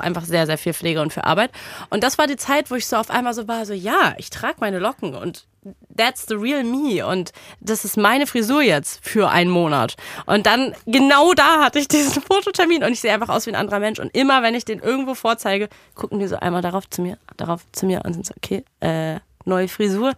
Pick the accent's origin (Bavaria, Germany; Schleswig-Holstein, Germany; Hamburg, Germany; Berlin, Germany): Berlin, Germany; als Berlinerin